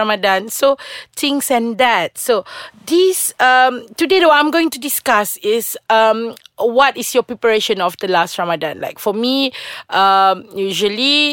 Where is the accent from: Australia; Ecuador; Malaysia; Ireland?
Malaysia; Sarawak; I'm from Sarawak